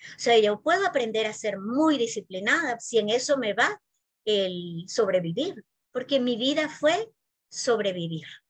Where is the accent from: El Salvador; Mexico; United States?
El Salvador; San Salvador; also born or lived in Spain; yo nací aquí en San Salvador